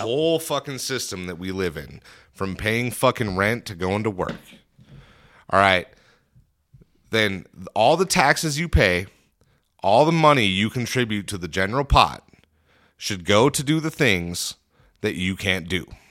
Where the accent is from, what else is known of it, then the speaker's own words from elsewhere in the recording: United States; we as an American people